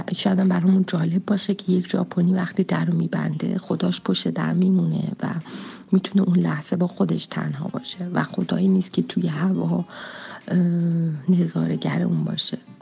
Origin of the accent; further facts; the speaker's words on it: Iran; ماهایی که توی فرهنگ ابراهیمی ایرانی بزرگ شدیم